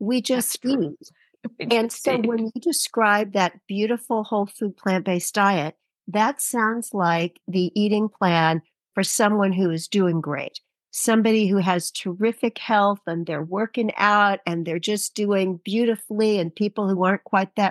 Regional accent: United States; I'm American

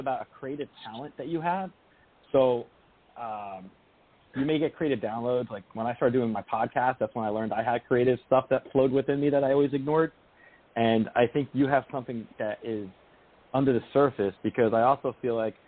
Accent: New Jersey, United States; moved away; I'm from Jersey originally

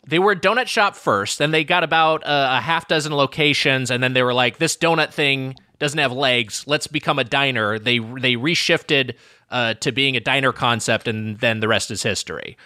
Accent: Lakewood, California, United States; nineteen fifty-three in my hometown of Lakewood, California

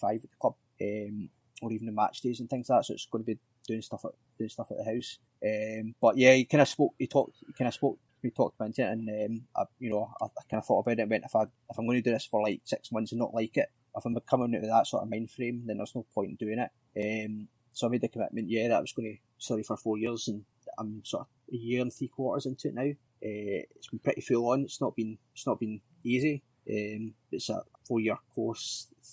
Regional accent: Dunoon, Scotland, United Kingdom; I grew up in Dunoon

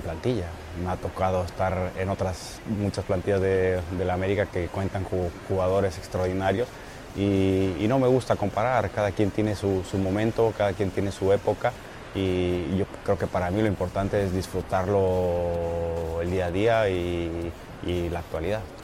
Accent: Mexico; moved away as an adult; also born or lived in Europe; como portero, como mexicano desconocido, sin pasaporte

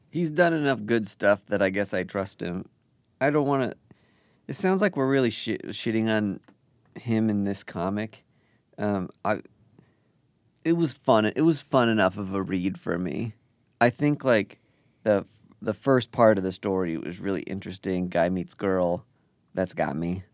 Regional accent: Kansas City, United States; Kansas City, my hometown

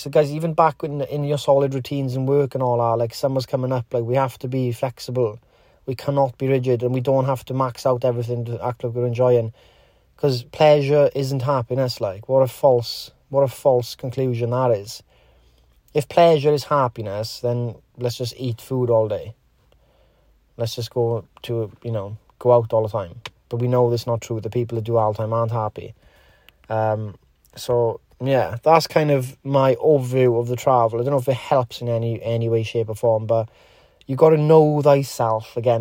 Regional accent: Wales, United Kingdom; Wales, in, in Great Britain

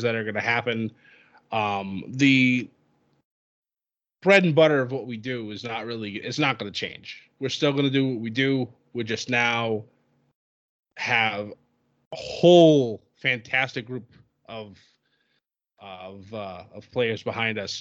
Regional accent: near Worcester, Massachusetts, United States; it was in Worcester, Massachusetts, which was a hop, skip, and a jump from my hometown

